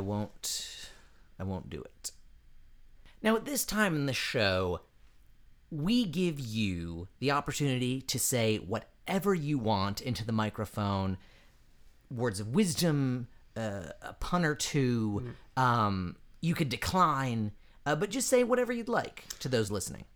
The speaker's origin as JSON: {"language": "English", "region": "eastern Midwest", "country": "United States", "said": "I hail from the eastern side of the Midwest"}